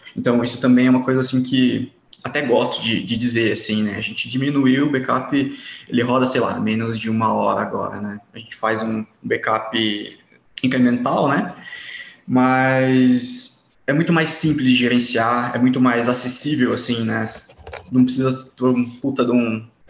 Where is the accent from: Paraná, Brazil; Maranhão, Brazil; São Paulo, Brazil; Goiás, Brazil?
São Paulo, Brazil; interior of; eu sou de Maelink, interior de São Paulo